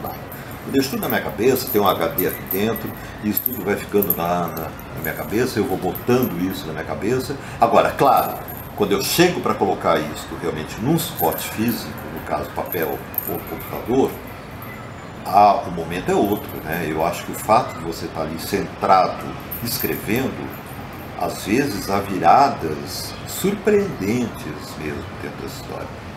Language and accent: Portuguese; Botucatu, São Paulo, Brazil; moved away as an adult; now in São Paulo, Brazil; eu saí de Botucatu com uns 18 anos de idade estou com 62. Então, esse tempo todo eu morei aqui e fora, você viu também, mas basicamente São Paulo.